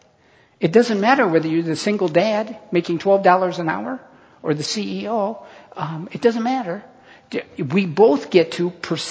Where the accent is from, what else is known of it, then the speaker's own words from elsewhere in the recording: United States; I was born in America to a middle-class family.